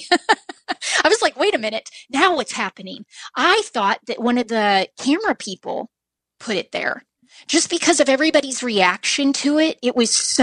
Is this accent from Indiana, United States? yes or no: no; Southern Missouri, United States; I'm from Southern Missouri, and very few people are from Southern Missouri